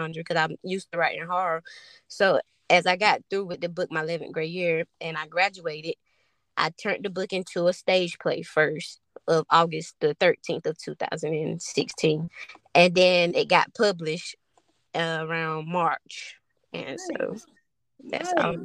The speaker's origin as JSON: {"language": "English", "town": "Fairmont", "region": "North Carolina", "country": "United States", "said": "I'm from Fairmont, North Carolina. And it's a little small town"}